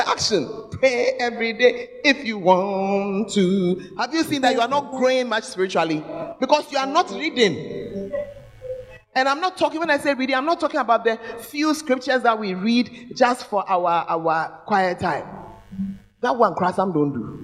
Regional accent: Ghana; moved away as an adult; we're hungry as believers who had come from Ghana, where we get good spiritual food

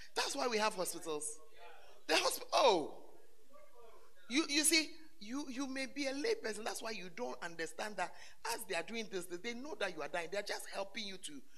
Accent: Ghana; moved away as an adult; when I left Ghana for further studies

